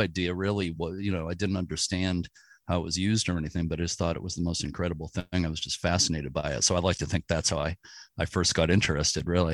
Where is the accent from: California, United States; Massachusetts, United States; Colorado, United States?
Massachusetts, United States; Boston; I grew up in the Boston area